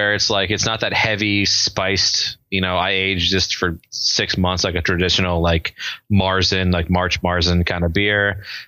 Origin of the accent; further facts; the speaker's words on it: Long Island, New York, United States; moved away as an adult; also born or lived in Suffolk County, New York; now in New Jersey, United States; I grew up on Long Island, actually. I've only been in Jersey for 7 years.